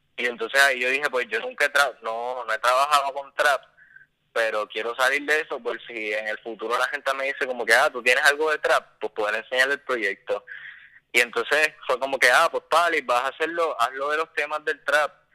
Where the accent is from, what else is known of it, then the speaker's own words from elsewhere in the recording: Puerto Rico; la herencia cultural que, tenemos como puertorriqueños